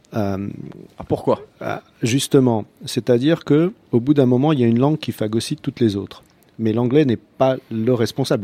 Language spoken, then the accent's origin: French; Croatia; French is a second language; now in France; quand moi je reviens en Croatie